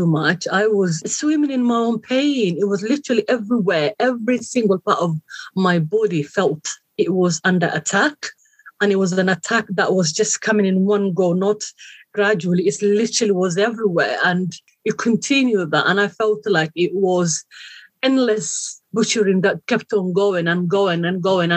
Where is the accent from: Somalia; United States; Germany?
Somalia; moved away; I come from Somalia, east of Africa. It's called the Horn of Africa. Very beautiful country, very hot country. I was born and raised there